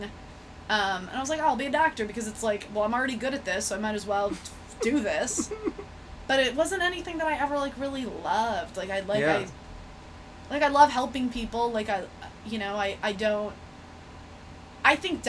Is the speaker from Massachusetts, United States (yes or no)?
no; Michigan, United States; moved away; I'm from Michigan